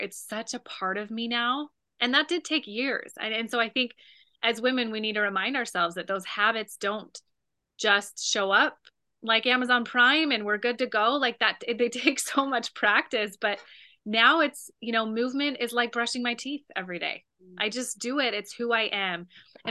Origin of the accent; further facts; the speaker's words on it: Utah, United States; also born or lived in California; now in Wisconsin, United States; originally I'm from Utah. And so I grew up with all four seasons, but coming from California